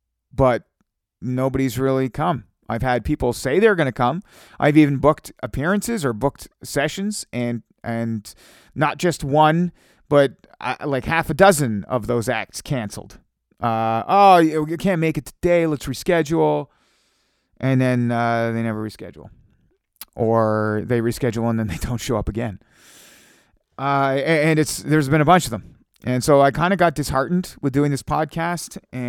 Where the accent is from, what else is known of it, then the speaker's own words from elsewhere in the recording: Kingston, Ontario, Canada; also born or lived in Hamilton / Cornwall; And then previous to that in Kingston, Ontario, which I've decided is my hometown. I've decided Kingston is my hometown.